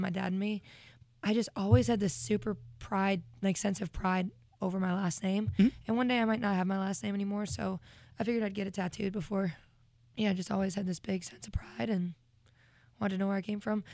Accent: Vermont, United States; growing up in Vermont

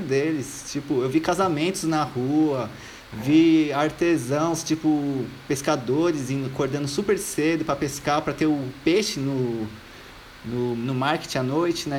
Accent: São Paulo, Brazil; also born or lived in Australia; eu sou de Jardim Miriam, é uma cidade do lado do Diadema

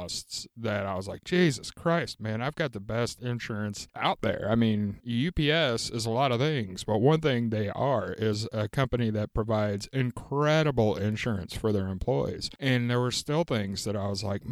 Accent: the South, United States; moved away; When I grew up down in the South

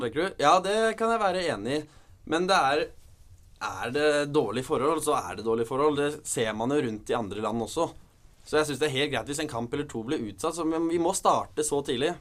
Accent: Norway; Vi er jo nordmenn

